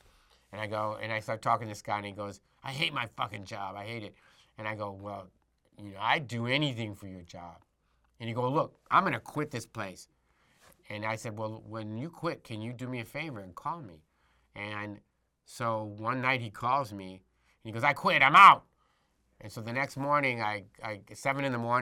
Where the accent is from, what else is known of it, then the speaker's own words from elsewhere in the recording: Detroit, Michigan, United States; moved away as an adult; also born or lived in New York; I was born in Detroit